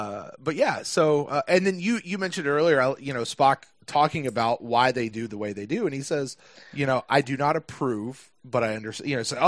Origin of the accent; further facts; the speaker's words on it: United States; we're from America